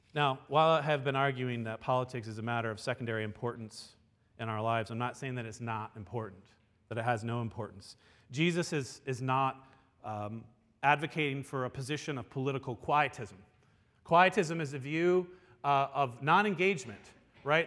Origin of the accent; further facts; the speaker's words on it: United States; we, as American citizens